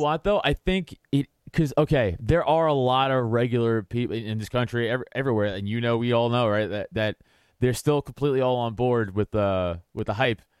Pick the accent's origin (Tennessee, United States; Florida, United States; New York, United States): New York, United States; New York City; also born or lived in Philadelphia area, Pennsylvania; now in Philadelphia, United States; I'm from New York. I'm from Staten Island, but now I live, I live outside